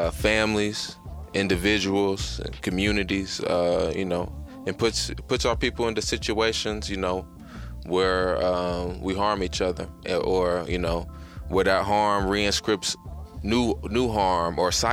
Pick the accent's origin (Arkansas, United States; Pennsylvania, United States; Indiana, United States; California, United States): Indiana, United States; Evansville; moved away; my hometown, Evansville, Indiana